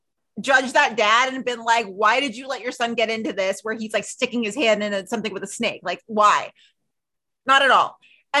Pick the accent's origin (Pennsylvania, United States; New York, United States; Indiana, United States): New York, United States; Queens; but yes, I always say I'm from Queens.